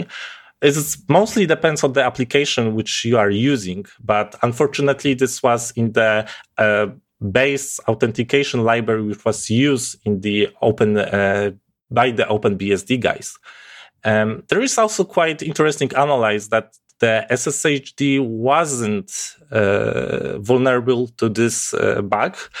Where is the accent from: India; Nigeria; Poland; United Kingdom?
Poland; English is a second language; I'm from Poland, so my accent may be quite, uh, different than you used to.